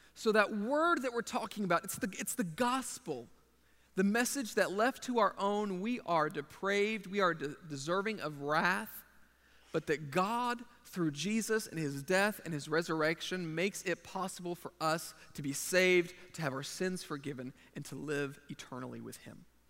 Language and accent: English; Texas, United States; moved away as an adult; now in Japan; I'm a Texan